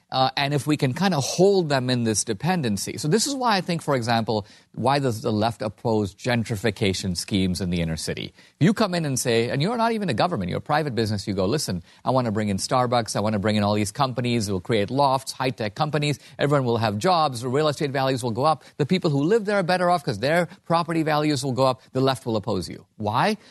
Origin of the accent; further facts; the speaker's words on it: India; now in United States; I'm from India, a country run by gangs